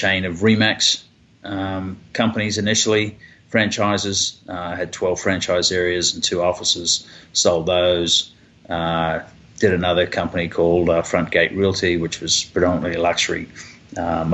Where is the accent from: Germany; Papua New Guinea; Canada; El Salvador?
Papua New Guinea; also born or lived in Australia / New Zealand / Kentucky / Southern California; now in Dallas, United States; I was raised in Papua New Guinea, went to school there